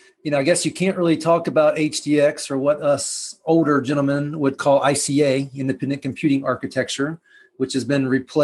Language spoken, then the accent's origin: English; the South, United States; as a Southerner who's only been, at least for work, to Canada once